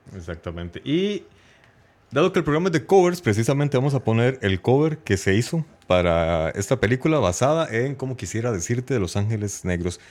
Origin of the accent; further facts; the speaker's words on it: Heredia, Costa Rica; Osman y yo somos de la Aurora de Heredia también